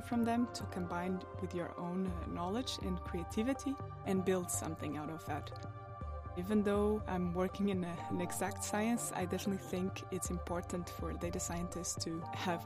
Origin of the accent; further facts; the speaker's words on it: Portugal; moved away as an adult; now in Copenhagen, Denmark; I'm originally from Portugal and I've been in Denmark for 5 years now.